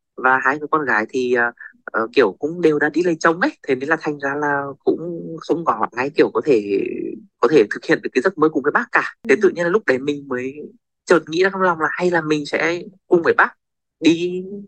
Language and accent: Vietnamese; Nghệ An, Vietnam; quê mình thì ở à, tỉnh Nghệ